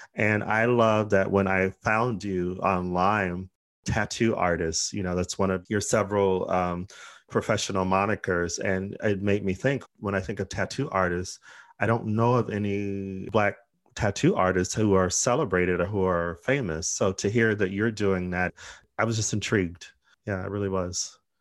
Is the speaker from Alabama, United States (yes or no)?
no; Arizona, United States; We're from Arizona